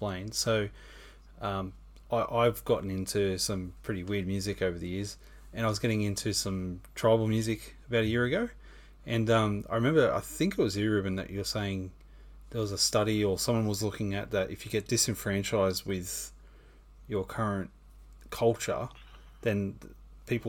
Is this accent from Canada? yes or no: no; Australia; as an Aussie in the 90s